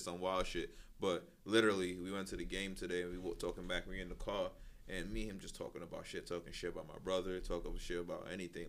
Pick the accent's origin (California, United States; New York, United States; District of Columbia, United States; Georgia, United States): New York, United States; we're from New York.